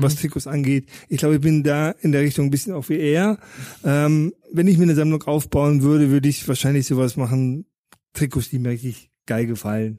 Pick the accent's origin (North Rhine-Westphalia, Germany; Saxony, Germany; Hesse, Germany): North Rhine-Westphalia, Germany; Paderborn; also born or lived in Düsseldorf area; now in Munich, Germany; im Düsseldorfer Raum geboren, in Paderborn aufgewachsen